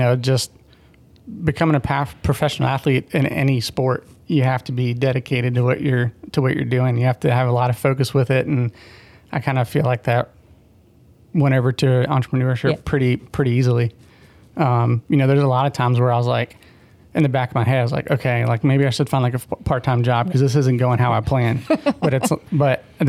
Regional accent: Florida, United States; I grew up actually in Florida.

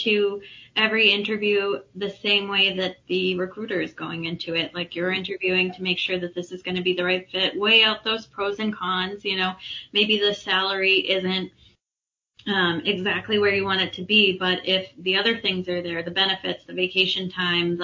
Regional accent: Framingham, Massachusetts, United States; also born or lived in Marlborough, Massachusetts / Leicester, Massachusetts; I grew up in Framingham

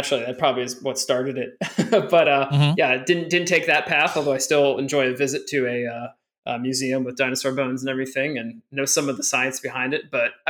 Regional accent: Lehigh Valley, Pennsylvania, United States; moved away as an adult; now in Montpellier, France; I grew up in the Lehigh Valley, which is sort of close to Allentown. Some of you might know it from, I think, the … song. Approximately in the Pennsylvania, like greater region. I'm sorry, the Philadelphia greater region.

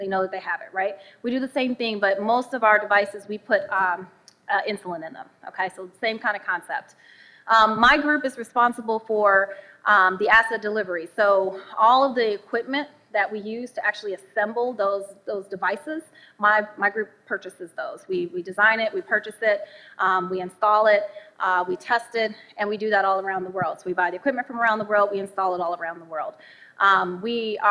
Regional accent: Southfield, Michigan, United States; moved away; I'm from Southfield, Michigan, so this is home for me. Southfield's about 20 minutes down the lodge. I grew up here

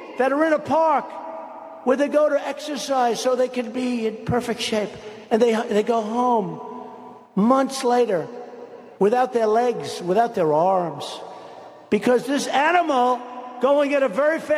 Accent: near Long Island, New York, United States; I grew up in near Long Island, and I know every town out there.

